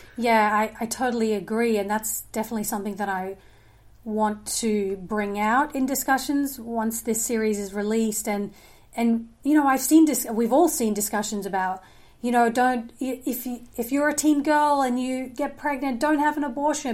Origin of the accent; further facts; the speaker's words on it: Australia; moved away; I did grow up in a, um, evangelical home in Australia. So I'm originally from Australia